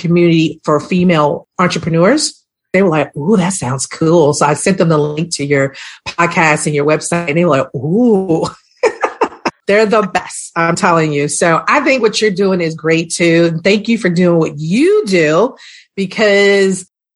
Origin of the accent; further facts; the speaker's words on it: Baltimore, Maryland, United States; now in Atlanta, United States; I'm actually from the city of Baltimore